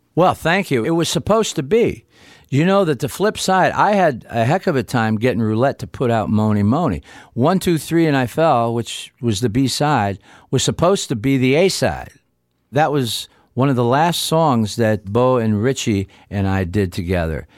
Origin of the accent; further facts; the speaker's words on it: Niles, Michigan, United States; we did it in W N I L radio studios in my hometown of Niles, Michigan